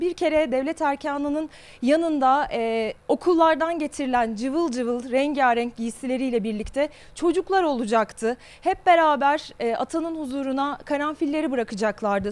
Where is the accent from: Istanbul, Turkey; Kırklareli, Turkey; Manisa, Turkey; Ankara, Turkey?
Ankara, Turkey; Küçükken Ankara. Okula ee, Ankara'da e, Eryaman'da aslında küçük Eryaman'da küçük bir mahalle ilkokulunda okudum ben.